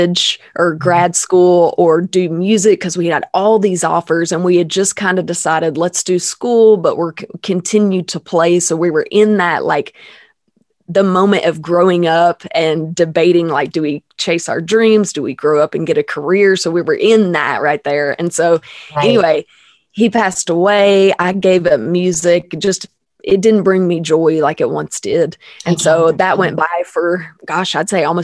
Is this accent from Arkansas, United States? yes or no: yes; Arkansas, United States; born and raised in Arkansas. I'm still living in Arkansas